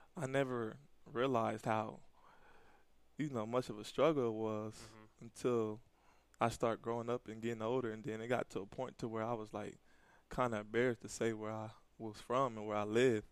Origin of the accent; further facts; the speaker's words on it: Pasadena, California, United States; moved away as an adult; also born or lived in Buffalo; I grew up in California, Pasadena, California